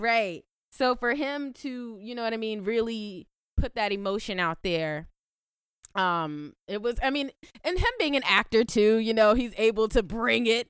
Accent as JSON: {"language": "English", "country": "United States", "said": "We're American."}